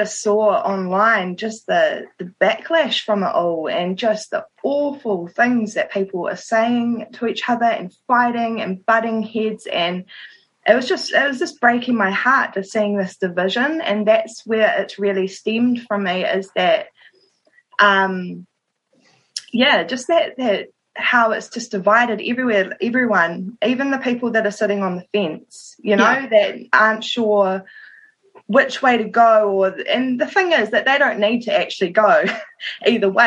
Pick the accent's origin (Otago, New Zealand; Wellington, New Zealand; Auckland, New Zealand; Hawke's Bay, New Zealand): Wellington, New Zealand; I'm from Wellington